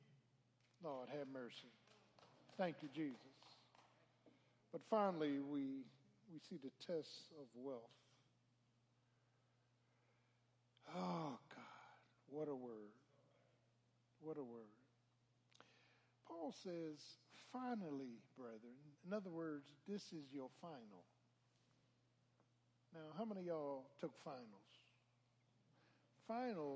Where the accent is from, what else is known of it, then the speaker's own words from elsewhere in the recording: Philadelphia, Pennsylvania, United States; I'm from Philly. South Philly